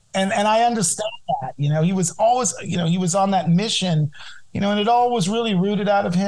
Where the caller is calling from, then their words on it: Los Angeles, California, United States; I am in Los Angeles, California, in Studio City, my little Man trap.